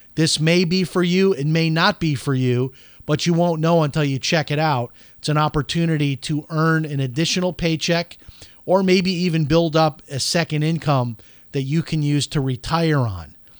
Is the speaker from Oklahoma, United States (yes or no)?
no; Chicago, Illinois, United States; I'm from Chicago